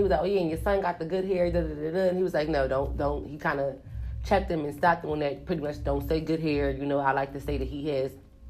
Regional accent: Philadelphia, Pennsylvania, United States; 215. Remember, I'm from Philly.

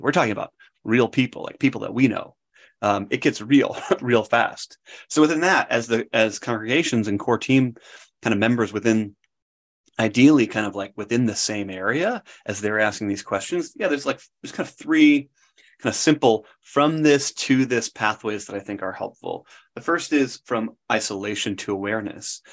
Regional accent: Wisconsin, United States; moved away; I grew up in Wisconsin and part of a wonderful kind of Christian family

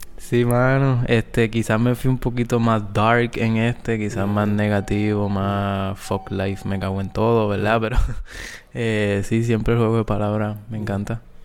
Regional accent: Guayanilla, Puerto Rico; antes de salir de mi pueblo Guayanilla para Mayagüez

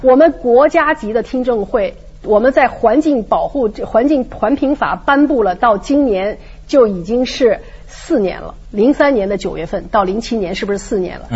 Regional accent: China; 作为中国人

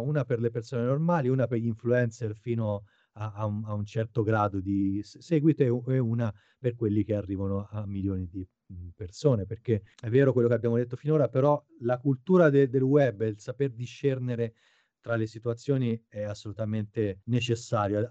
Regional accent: Arezzo, Tuscany, Italy; moved away as an adult; now in Japan; sono nato ad Arezzo, in eh, Toscana, nel 1980

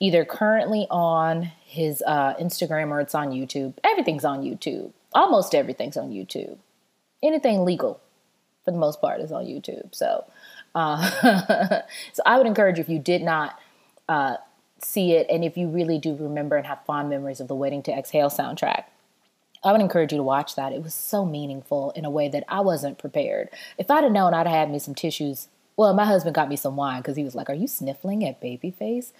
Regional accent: the South, United States; I'm really Southern

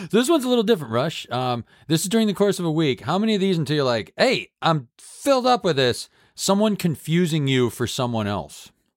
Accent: Massachusetts, United States; my home state of Massachusetts

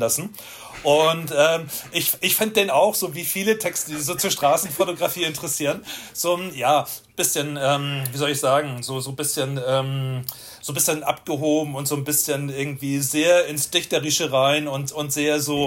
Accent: Itzehoe, Schleswig-Holstein, Germany; moved away as an adult; also born or lived in Hamburg; now in Vienna, Austria; ich bin in Itzehoe geboren worden, das kleine Städtchen

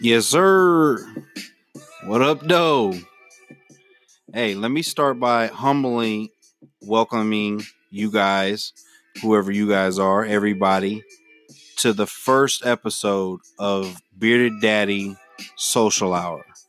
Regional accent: Memphis, Tennessee, United States; moved away; I'm originally from Memphis, Tennessee

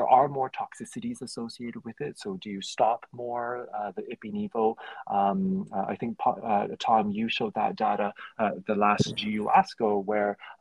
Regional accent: Canada; I'm Canadian.

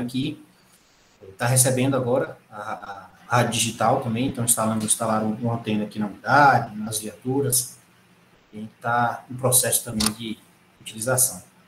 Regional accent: Irecê, Bahia, Brazil; moved away; also born or lived in Pernambuco; sou natural de Irecê, na Bahia

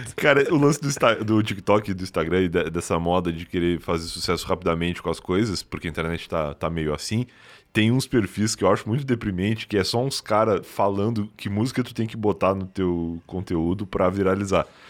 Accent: Rio Grande, Rio Grande do Sul, Brazil; now in São Paulo, Brazil; Eu vim do Rio Grande do Sul, uma cidade chama Rio Grande, lá, lá no sul mesmo, bem no sul do Rio Grande do Sul

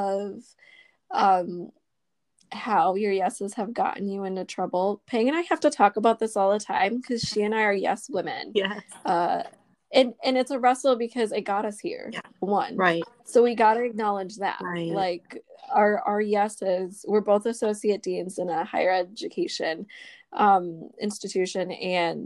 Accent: United States; I'm Vietnamese American and I am also an oldest daughter.

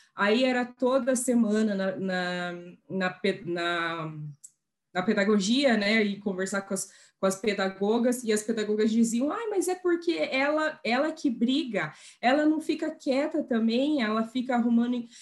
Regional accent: Curitiba, Paraná, Brazil; moved away as an adult; also born or lived in Brussels, Belgium; eu tinha nascido em Curitiba

